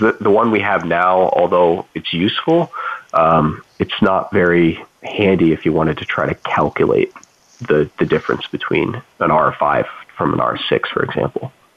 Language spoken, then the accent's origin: English; Toledo, Ohio, United States; my hometown area where i grew up, grew up in uh, toledo ohio